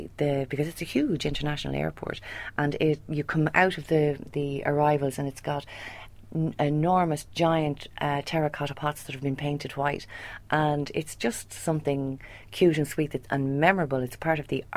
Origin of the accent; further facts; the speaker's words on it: Swords, Leinster, Ireland; moved away as an adult; also born or lived in United Kingdom / Europe; I'm actually from North County Dublin, and the airport has been an integral part of my life growing up in Swords